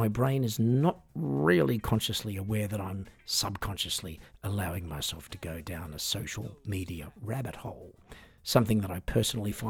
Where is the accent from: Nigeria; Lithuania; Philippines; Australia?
Australia; I'm an Australian singer, songwriter, piano entertainer